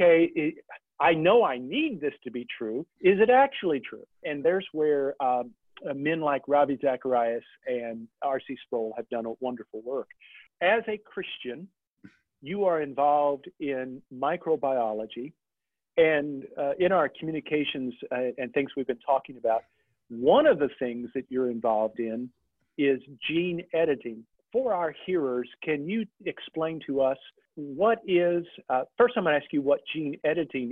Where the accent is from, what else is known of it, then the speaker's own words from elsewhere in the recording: Midwest, United States; coming from the Midwest, you and I both being raised in a Baptist environment